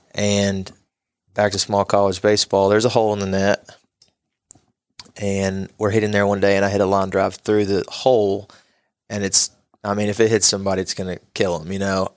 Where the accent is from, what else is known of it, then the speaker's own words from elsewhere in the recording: Knoxville, Tennessee, United States; moved away as an adult; now in Johnson City, United States; I was born in Knoxville and came from a place that was just a little bit bigger